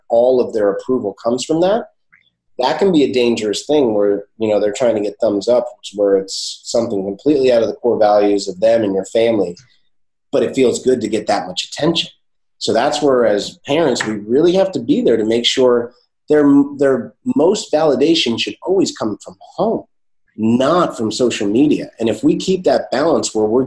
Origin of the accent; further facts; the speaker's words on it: Morristown, New Jersey, United States; I grew up in Morristown, New Jersey